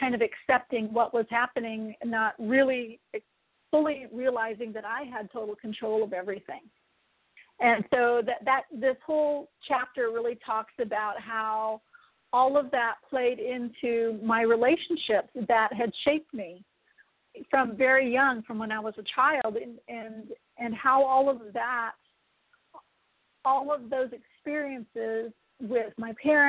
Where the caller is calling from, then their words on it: San Diego, California, United States; I'm calling in from sunny San Diego, California.